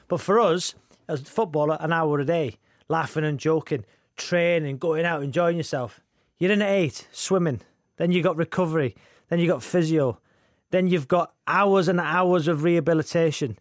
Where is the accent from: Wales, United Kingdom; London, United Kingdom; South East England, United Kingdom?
Wales, United Kingdom; Wrexham; that kid growing up in Wrexham